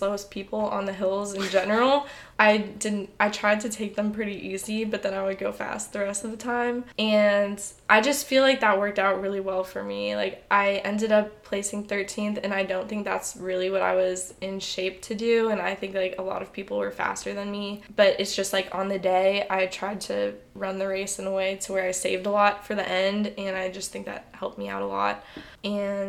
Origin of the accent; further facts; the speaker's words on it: Houston, Texas, United States; moved away as an adult; I'm from Houston